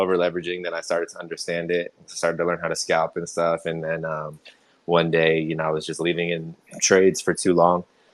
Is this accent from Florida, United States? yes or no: yes; Florida, United States; moved away as an adult; now in Las Vegas, United States; I'm from Florida originally